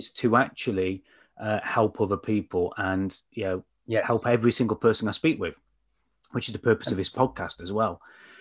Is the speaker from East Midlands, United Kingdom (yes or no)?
yes; Mansfield, East Midlands, United Kingdom; I come from Mansfield